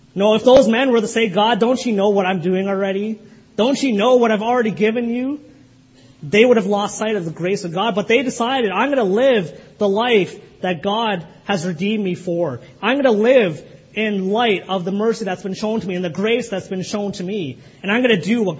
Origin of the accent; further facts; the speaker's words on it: Kitchener, Ontario, Canada; the church I grew up in Kitchener